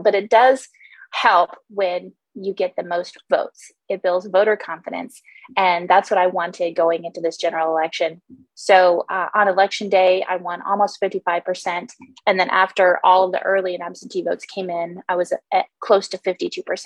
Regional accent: Homer, Alaska, United States; Homer is my hometown. I grew up here

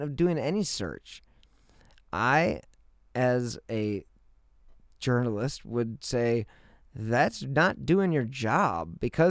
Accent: Cleveland, Ohio, United States; I am from Cleveland

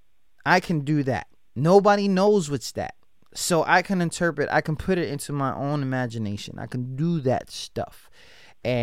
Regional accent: New York, United States; I came from New York

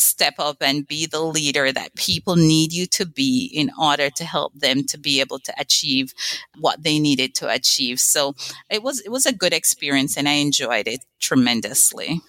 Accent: Jamaica; moved away as an adult; I grew up on an island in the Caribbean, Jamaica

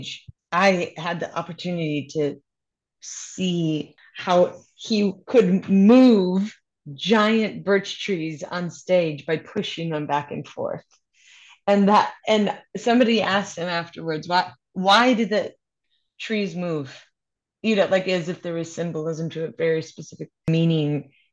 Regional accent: Minneapolis, Minnesota, United States; now in New York City, United States; Growing up in Minneapolis, there was a theater company

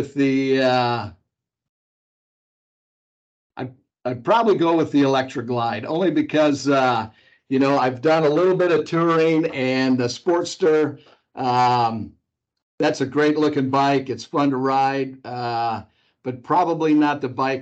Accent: Chicago, Illinois, United States; now in Wichita, United States; I'm from the Chicago area.

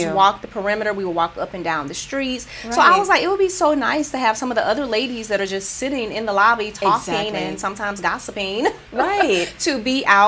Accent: Rochester, United States; now in San Jose, United States; Oh, it's my hometown. I understand.

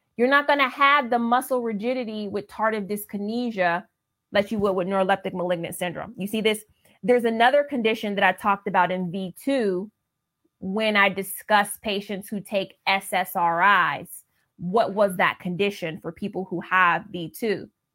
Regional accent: Ohio, United States; I'm from Ohio in the Midwest

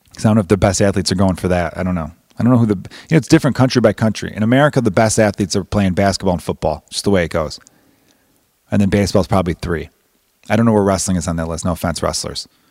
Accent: United States; I'm American

